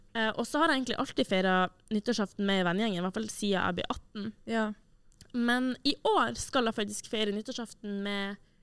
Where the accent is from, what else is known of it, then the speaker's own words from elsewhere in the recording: Tromsø, Troms, Norway; Tromsø, der jeg er fra